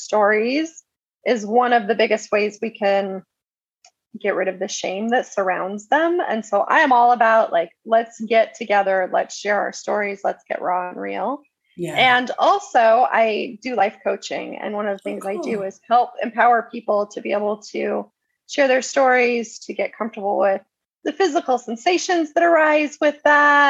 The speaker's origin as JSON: {"language": "English", "town": "Prescott", "region": "Arizona", "country": "United States", "tie": "born or raised there", "said": "I was raised in Prescott, which it's grown quite a bit, but at the time it was a pretty small town."}